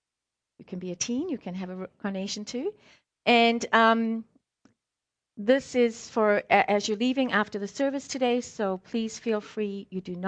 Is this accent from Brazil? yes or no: no; South Africa; also born or lived in Scotland; now in United States; the quick version is I was born in Scotland, raised in South Africa, and I'm more American than I am anything.